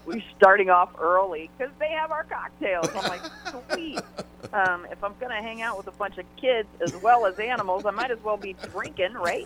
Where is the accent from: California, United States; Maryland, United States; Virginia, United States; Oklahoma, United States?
Maryland, United States; now in San Diego, United States; I grew up on the East Coast. I grew up in Maryland